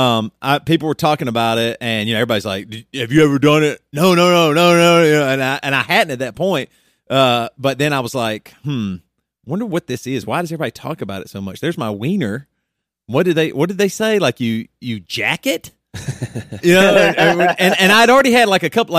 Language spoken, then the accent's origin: English; the South, United States; growing up in the South